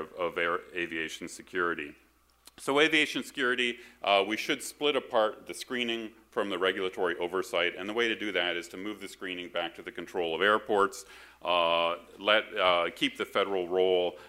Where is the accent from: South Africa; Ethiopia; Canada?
Canada; now in United States; I was born and raised in Canada